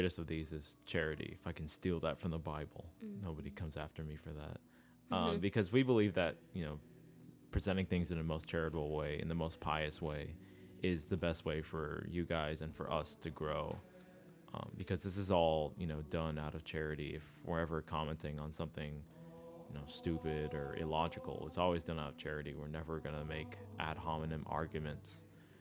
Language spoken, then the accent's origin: English; United States; I'm Hispanic in background, but I was born here in America